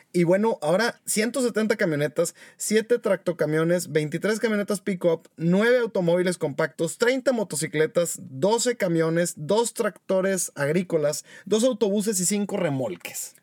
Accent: Mexico; somos puros mexicanos responsables los que estamos aquí

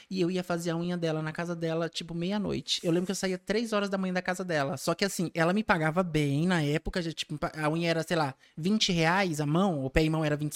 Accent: São Paulo, Brazil; Eu sou, nasci em São Paulo, nasci

